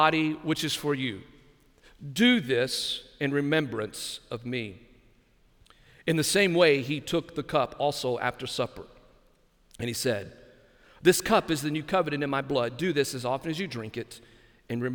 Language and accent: English; Lamesa, Texas, United States; now in Brunswick, Georgia, United States; Growing up in West Texas, my extended family, my aunts, my uncles, my cousins, it was a large family